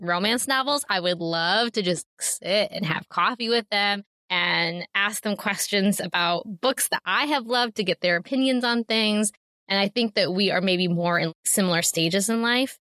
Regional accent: Ohio, United States; moved away as an adult; now in Amish country; my hometown in Ohio

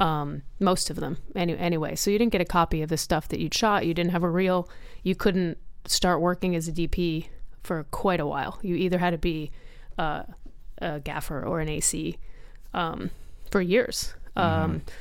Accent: Rhode Island, United States; moved away; I grew up in Rhode Island.

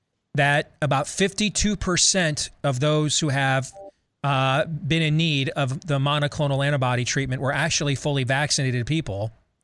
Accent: Michigan, United States; Like my home state, former home state of Michigan, they've gone from admitting 3 fully vaccinated people with COVID into hospitals a day

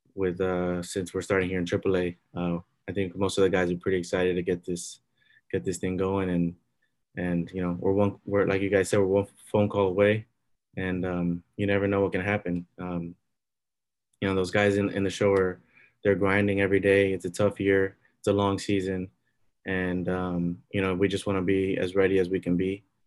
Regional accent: Miami, Florida, United States; I grew up in Miami. I'm born and bred.

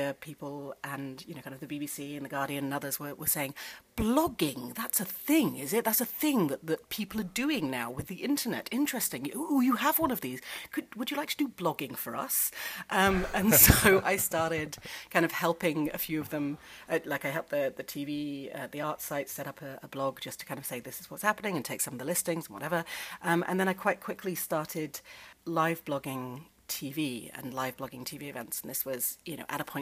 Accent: England, United Kingdom; moved away as an adult; now in United States; I grew up in England at a time where grammar was thought to be just inherent

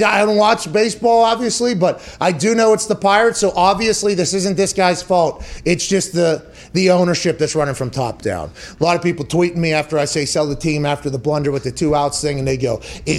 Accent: Pittsburgh, Pennsylvania, United States; I grew up in Pittsburgh, okay?

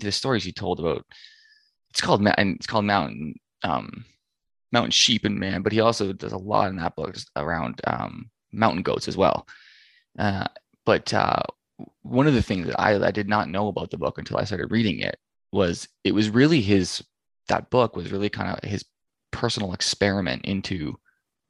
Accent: Ontario, Canada; I'm from Ontario

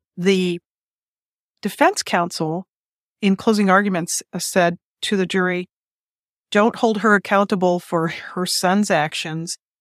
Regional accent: Detroit, Michigan, United States; my hometown, Detroit, Michigan

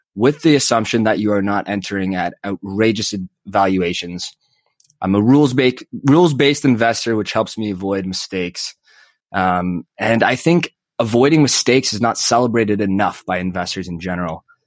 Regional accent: Calgary, Alberta, Canada; now in Toronto, Canada; I live in Toronto, so I have to cheer for the Leafs, but I was born in Calgary

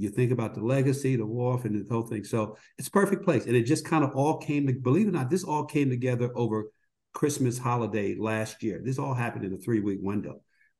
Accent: New Jersey, United States; also born or lived in Washington, D.C.; now in California, United States; I'm actually from New Jersey and live in California

